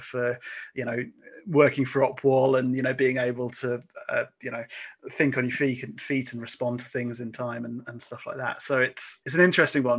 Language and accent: English; Lincolnshire, East Midlands, United Kingdom; I grew up in Lincolnshire